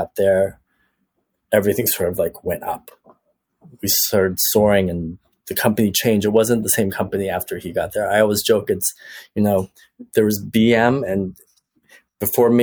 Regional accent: Toronto, Ontario, Canada; I grew up in Toronto

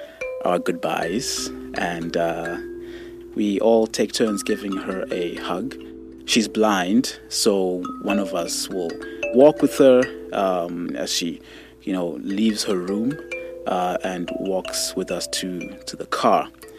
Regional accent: Zimbabwe; now in Alberta, Canada; My family, like many families in Zimbabwe, you know, grew up with a very religious background, and singing is a huge part of that. I was in a Shona choir, so Shona is the indigenous language

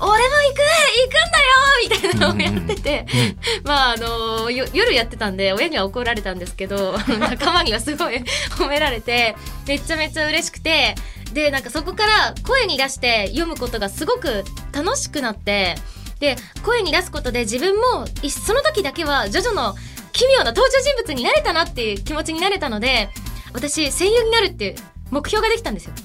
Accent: Japan; born or raised there; also born or lived in Egypt

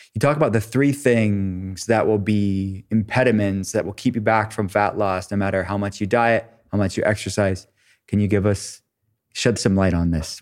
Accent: Pittsburgh, Pennsylvania, United States; I'm from Pittsburgh, I lived there

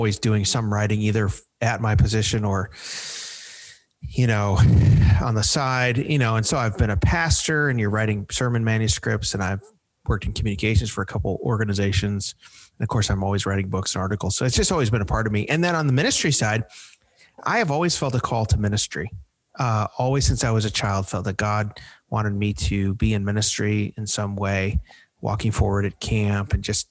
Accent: Chicago, Illinois, United States; moved away as an adult; now in Nashville, United States; I grew up in the Chicago area. I've been in Nashville since 2013, but I'm a Chicagoan.

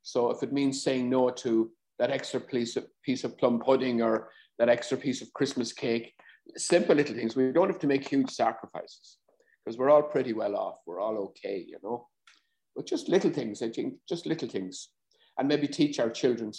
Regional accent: Ireland; Growing up, I know I wasn't as confident as I am now

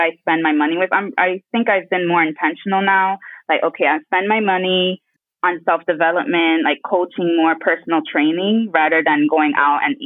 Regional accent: New York, United States; moved away as an adult; also born or lived in Dominican Republic (family); now in Abu Dhabi, United Arab Emirates; And I was raised in New York.

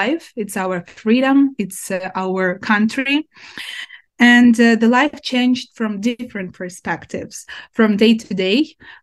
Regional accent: Ukraine; My hometown is occupied by Russians since April

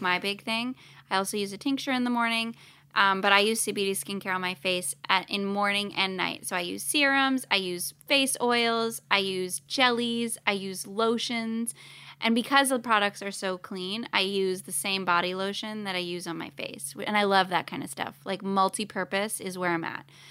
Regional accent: Canada; now in Los Angeles, United States; I'm Canadian

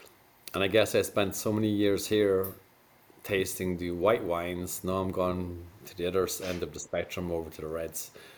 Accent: Cork, Munster, Ireland; accent: Irish brogue; now in France; So if you haven't placed the accent, I'm Irish, from a town called Cork.

